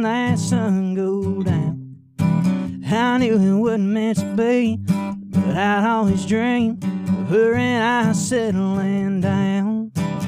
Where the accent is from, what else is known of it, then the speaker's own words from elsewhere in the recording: La Vernia, Texas, United States; I grew up in Laverne, Texas